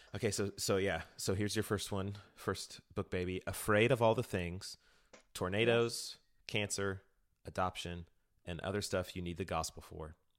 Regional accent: Texas, United States; also born or lived in Houston; I'm from Texas

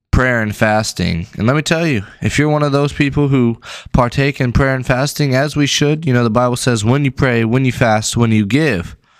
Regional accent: West Texas, United States; now in East Texas, United States; I'm from West Texas

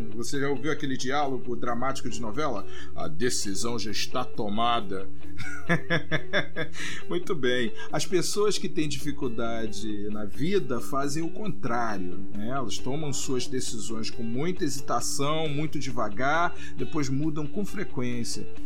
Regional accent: Rio de Janeiro, Brazil; eu nasci, fui criado e vivo no Rio de Janeiro

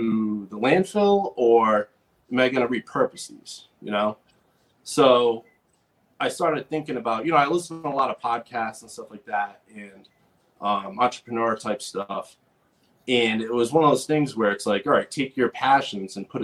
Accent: Rhode Island, United States; also born or lived in West Coast; I'm from Rhode Island. I grew up in Rhode Island

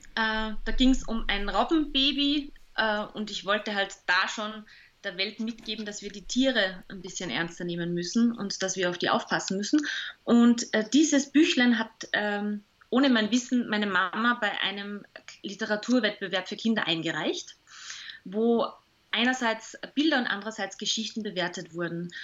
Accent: Salzburg, Austria; now in Vienna, Austria; ich bin ja Salzburgerin, also ich bin quasi Gast in Wien selbst seit 15 Jahren

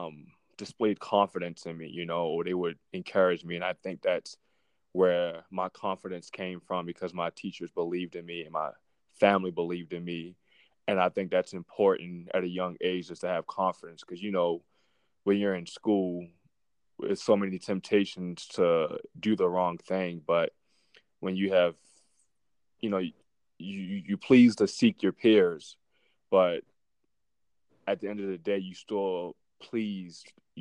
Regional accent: Baltimore, Maryland, United States; moved away; I grew up in Baltimore, Maryland

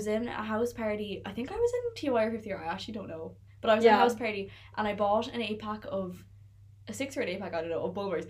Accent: Tipperary, Munster, Ireland; I'm from Tipperary

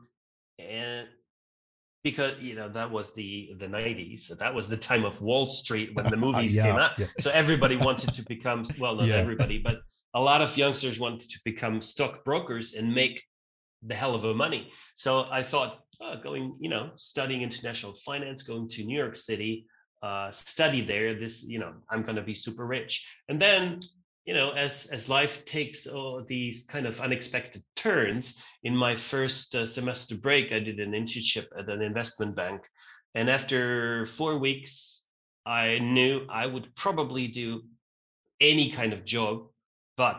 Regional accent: Graz, Styria, Austria; also born or lived in Vienna, Austria; I grew up in Vienna first, and then my parents moved to this other city, Graz in Austria

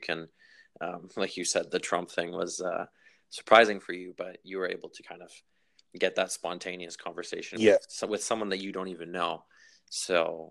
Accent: Vancouver, British Columbia, Canada; also born or lived in Victoria; I grew up here, so I was born in Vancouver

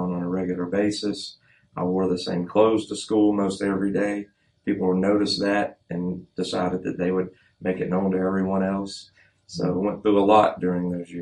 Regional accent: Birmingham, Alabama, United States; I'm from Birmingham, Alabama originally. Grew up in a home where my parents divorced at 3 years old.

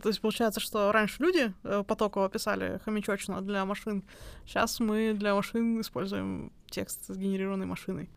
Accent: Ufa, Bashkortostan, Russia; moved away as an adult; also born or lived in Germany; я вообще сама из Уфы, из Башкортостана

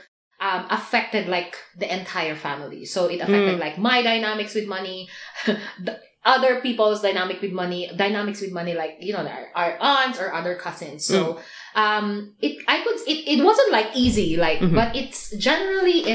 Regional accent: Philippines; I grew up in the Philippines with our, you know, Filipino grandparents

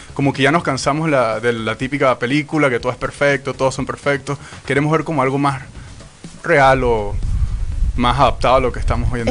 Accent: Venezuela; moved away; yo soy inmigrante, soy venezolano

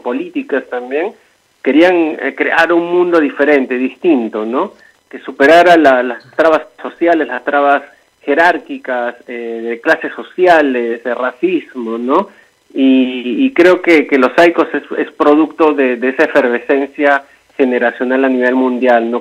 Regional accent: Lima, Peru; el distrito donde yo nací San Martín de Porres

